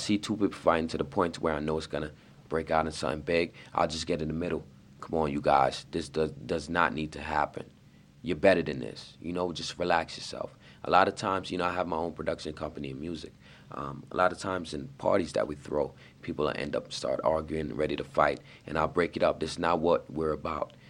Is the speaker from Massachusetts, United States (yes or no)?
no; New York, United States; I'm from New York